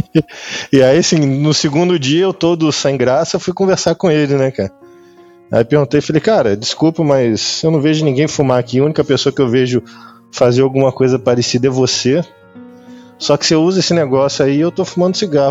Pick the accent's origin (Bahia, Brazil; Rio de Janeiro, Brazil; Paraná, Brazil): Rio de Janeiro, Brazil; moved away as an adult; also born or lived in São Paulo; now in Lisbon, Portugal; Sou carioca, sou carioca, sou nascido e criado na, no Rio